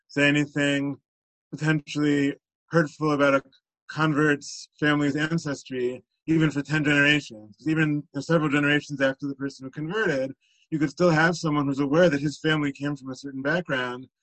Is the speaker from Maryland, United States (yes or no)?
no; Teaneck, New Jersey, United States; I grew up in Teaneck, where I still live today